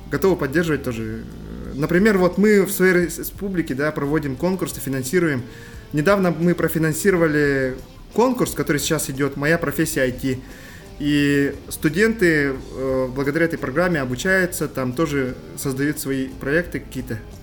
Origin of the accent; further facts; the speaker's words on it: Yakutia, Sakha Republic, Russia; мы же большие патриоты нашей республики и вообще нашей страны